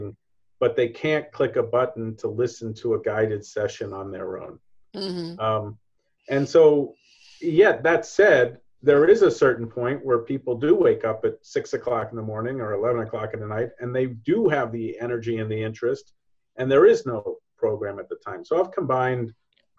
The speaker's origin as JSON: {"language": "English", "region": "New York", "country": "United States", "said": "being a New Yorker, being an American businessman"}